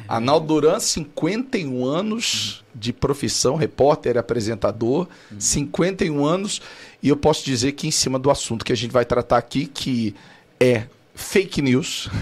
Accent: Cuiabá, Mato Grosso, Brazil; eu sou cuiabano, lá de Cuiabá, Mato Grosso.

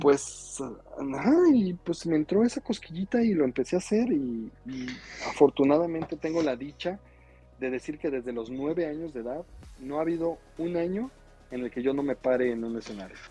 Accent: Mexico City, Mexico; yo nací aquí en la Ciudad de México

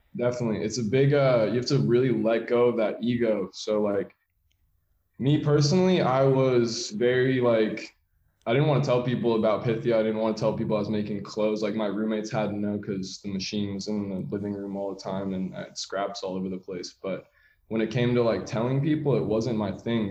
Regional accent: San Francisco, California, United States; So I'm from San Francisco in the city. I have two younger brothers, but I'm older by eight years and 10 years. So I kind of was that only child growing up for a while

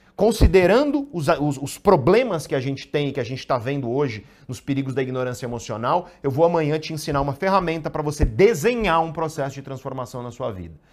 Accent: Santos, São Paulo, Brazil; Eu sou de Santos

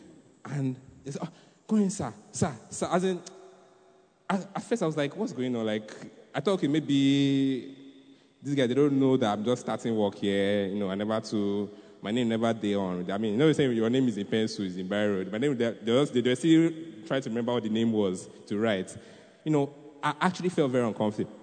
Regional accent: Nigeria; being a Nigerian

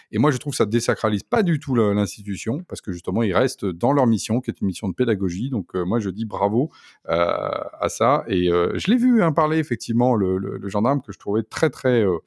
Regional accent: Poitou, Nouvelle-Aquitaine, France; now in Paris, France; je viens de la campagne, je viens du Poitou

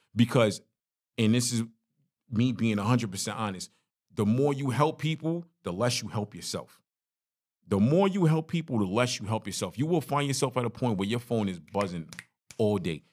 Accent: New York City, New York, United States; moved away; My story growing up in Brooklyn, growing up in a one bedroom apartment. Crown Heights is rough.

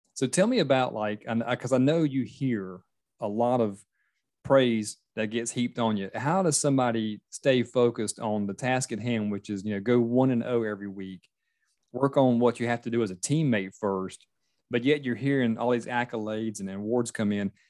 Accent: Myrtle Beach, South Carolina, United States; born or raised there; now in Charleston, United States

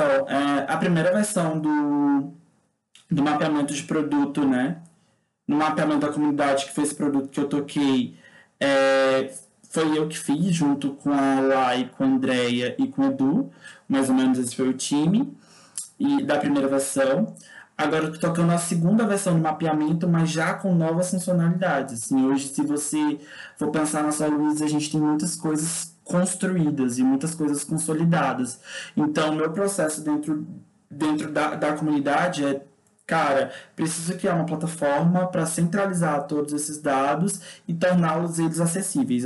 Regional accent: Maranhão, Brazil; also born or lived in Brasília / São Luís; Sou nordestino, né? Sou maranhense.

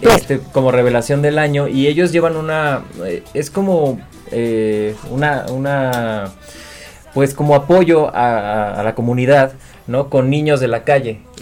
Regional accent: Cuernavaca, Morelos, Mexico; Yo soy de Cuernavaca, Morelos

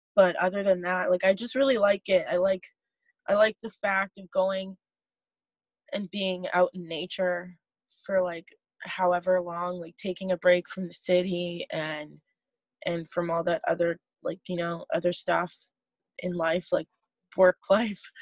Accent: Saskatchewan, Canada; moved away as an adult; now in British Columbia, Canada; I'm from Saskatchewan.

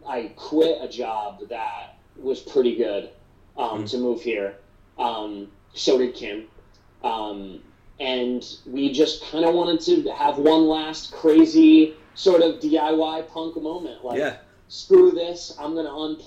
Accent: Hudson, New York, United States; moved away as an adult; also born or lived in Albany, New York; now in Los Angeles, United States; I'm originally from Hudson, New York, which is still, the Hudson Valley is just below the Capital Region. So when I moved away from home, which was only 45 minutes away, I moved to Albany to go to college in 2005

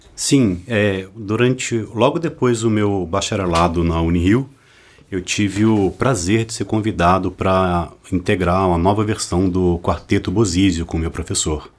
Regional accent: Sorocaba, São Paulo, Brazil; moved away as an adult; now in Rio de Janeiro, Brazil; eu sou de Sorocaba, interior de São Paulo

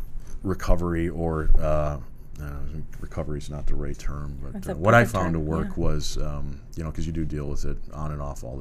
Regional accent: Minnesota, United States; moved away as an adult; also born or lived in Escondido, California; now in California, United States; I'm from Minnesota originally.

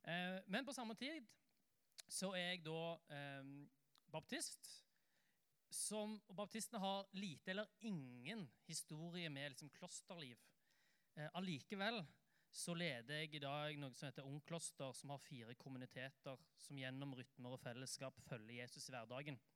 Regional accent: Oslo, Norway; jeg, da, pleier å si at jeg er en Oslo-gutt, eh, men det tror ikke folk på, fordi at dialekten min er veldig rar. Det høres jo ikke ut som jeg er fra Oslo, og det er helt riktig.

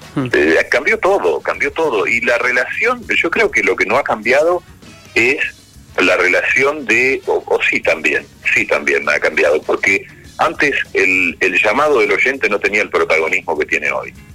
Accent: Florentino Ameghino, Buenos Aires Province, Argentina; moved away; en mi pueblo, un pueblo chico de, de en ese momento 5.000, 6.000 habitantes, ahora tendrá 11.000, se llama Florentino Ameguino, como parecido al que está ahí en, Chubut, pero en este caso provincia de Buenos Aires

